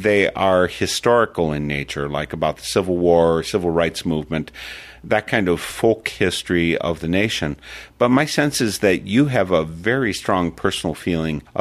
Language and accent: English; Wisconsin, United States; my home state, Wisconsin, is a bit northern fringe for the USA